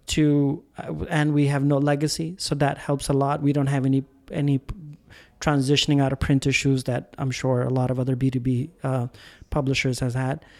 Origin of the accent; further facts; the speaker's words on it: India; I'm Indian